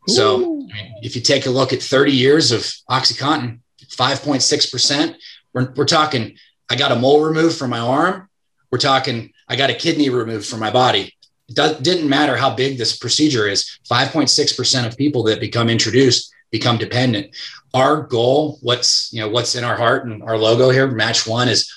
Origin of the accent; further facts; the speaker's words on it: Pittsburgh, Pennsylvania, United States; I'm from Pittsburgh.